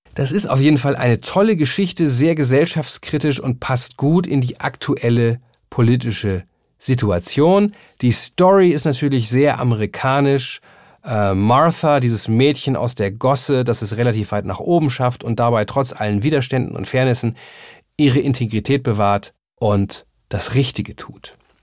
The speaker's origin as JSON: {"language": "German", "country": "Germany", "said": "als Deutscher"}